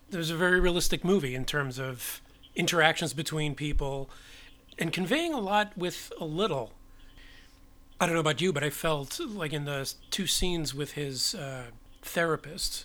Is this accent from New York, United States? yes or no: yes; New York City, New York, United States; I was born and raised in New York